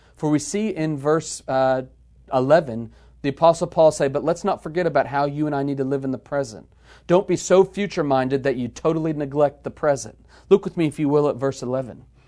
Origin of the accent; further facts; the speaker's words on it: United States; we as American believers in the twenty-first century